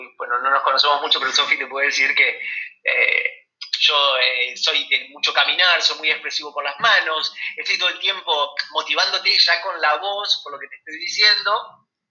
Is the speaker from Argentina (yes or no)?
yes; Argentina; cómo somos los argentinos